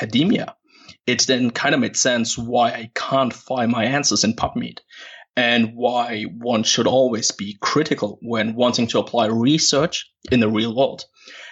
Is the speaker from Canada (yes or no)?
no; Germany; moved away as an adult; now in Perth, Australia; born and raised in Germany